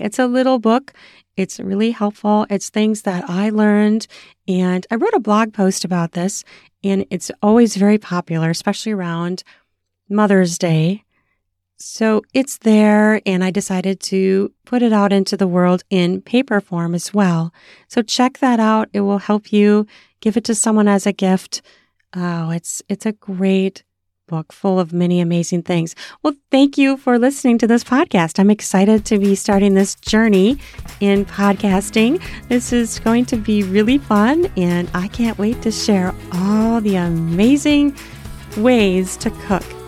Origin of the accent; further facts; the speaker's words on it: United States; I'm American